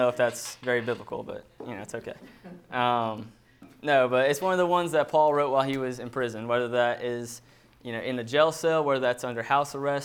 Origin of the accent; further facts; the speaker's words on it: Fayetteville, Georgia, United States; I grew up in Fayetteville, Georgia. It's about an hour south of Atlanta, so lived there pretty much my whole life